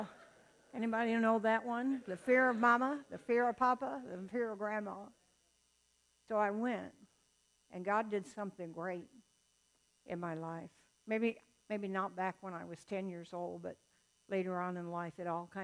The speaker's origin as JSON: {"language": "English", "region": "the South", "country": "United States", "moved": "yes", "said": "I'm from the South. I was born in the deepest part of the South you can get without getting wet"}